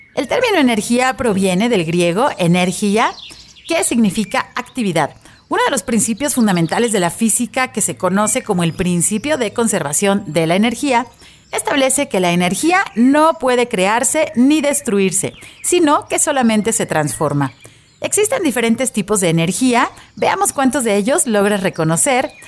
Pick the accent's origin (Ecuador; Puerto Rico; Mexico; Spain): Mexico